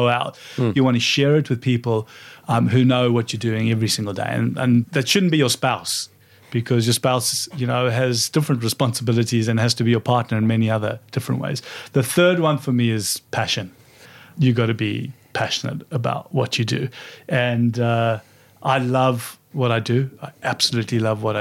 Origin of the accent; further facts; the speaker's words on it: Johannesburg, Gauteng, South Africa; moved away as an adult; now in Australia; growing up in South Africa